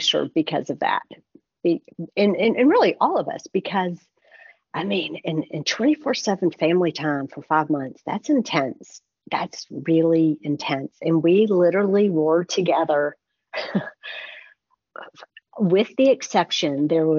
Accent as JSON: {"language": "English", "country": "United States", "said": "we're American"}